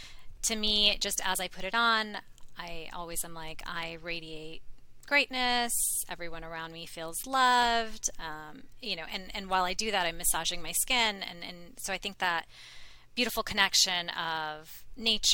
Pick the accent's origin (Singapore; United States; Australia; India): India; I'm from India